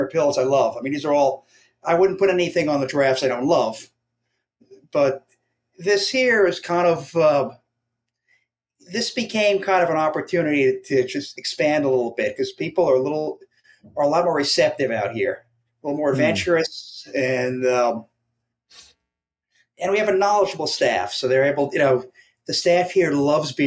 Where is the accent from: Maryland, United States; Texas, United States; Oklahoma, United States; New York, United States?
New York, United States; Long Island; now in Brooklyn, United States; I'm from a suburb of New York, Long Island